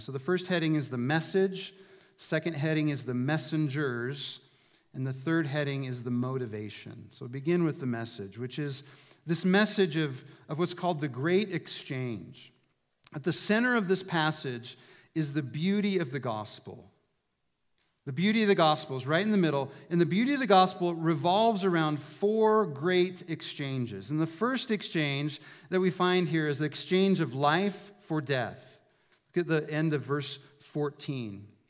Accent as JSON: {"language": "English", "town": "Prineville", "region": "Oregon", "country": "United States", "tie": "born or raised there", "moved": "as an adult", "said": "I grew up in Prineville"}